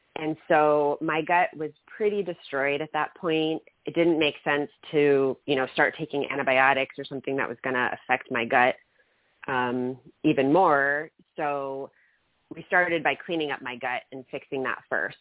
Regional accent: Germany; now in United States; I grew up in Germany

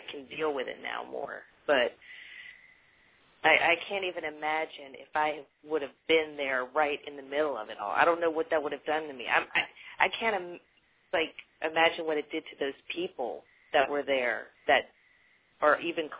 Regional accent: Louisiana, United States; moved away; when I was growing up in Louisiana

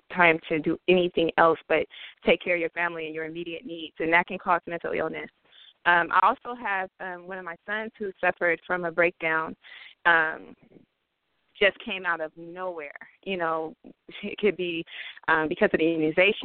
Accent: Oakland, California, United States; also born or lived in Vallejo, California; now in Oregon, United States; I was born in East Oakland, born and raised. Also lived in Vallejo partway of my life. Now I live in Oregon.

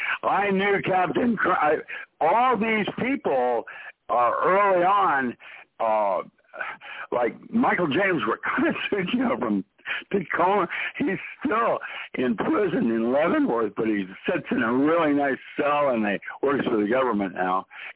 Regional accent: Philippines; And I grew up in the Philippines, and I was Caucasian.

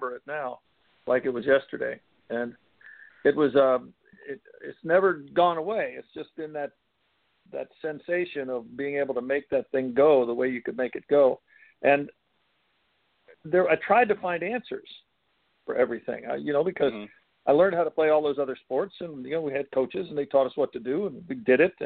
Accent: Steubenville, Ohio, United States; born or raised there

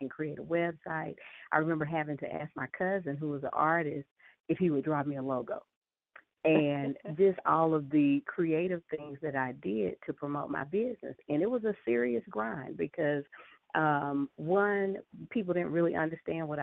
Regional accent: Atlanta, Georgia, United States; So I am a Southern girl. I was born and raised in Atlanta and still live here

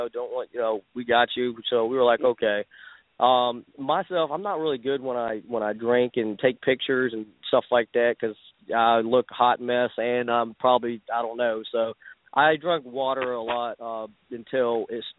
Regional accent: Wichita Falls, Texas, United States; from Wichita Falls

